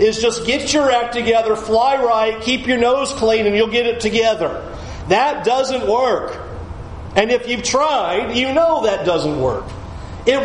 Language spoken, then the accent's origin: English; San Diego, California, United States; moved away as an adult; also born or lived in Tampa; I grew up in San Diego